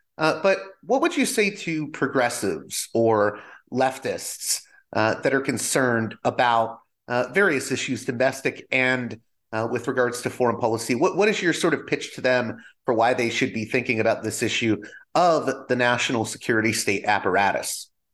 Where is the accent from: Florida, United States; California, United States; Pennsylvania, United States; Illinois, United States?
Pennsylvania, United States; Pittsburgh; I was from Pittsburgh